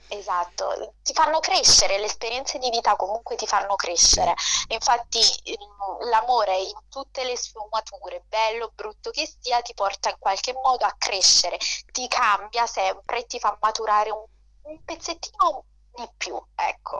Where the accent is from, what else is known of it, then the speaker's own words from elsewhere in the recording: Naples, Campania, Italy; accent: terrona (southern Italian); moved away; prima di andarmene vivevo, in, uh, vivevo, a Napoli, quindi è normale che il mio accento da terrona si senta